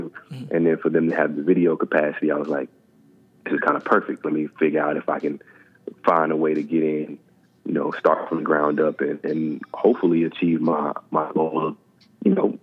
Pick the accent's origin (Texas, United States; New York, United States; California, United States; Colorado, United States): Texas, United States; I'm from Texas